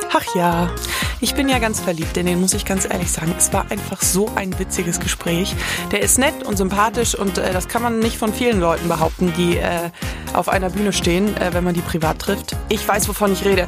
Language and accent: German; Southern Bavaria, Germany; ich bin im Südbayern aufgewachsen